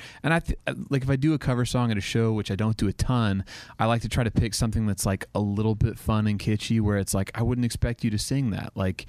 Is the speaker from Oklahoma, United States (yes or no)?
yes; Oklahoma, United States; So I grew up in Oklahoma.